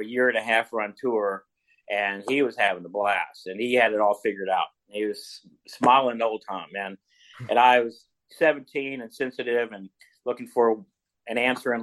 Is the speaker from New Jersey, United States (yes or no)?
no; Owensboro, Kentucky, United States; I was from Owensboro, Kentucky